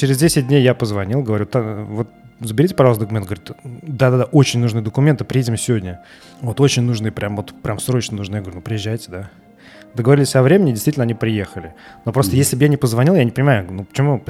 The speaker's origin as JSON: {"language": "Russian", "town": "Samara", "region": "Samara Oblast", "country": "Russia", "moved": "yes", "lives_now": "Serbia", "said": "я из Самары"}